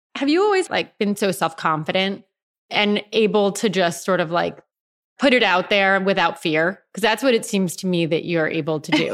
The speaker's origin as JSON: {"language": "English", "area": "George Santos's congressional district", "region": "New York", "country": "United States", "tie": "born or raised there", "said": "I grew up in George Santos's district, That's where I grew"}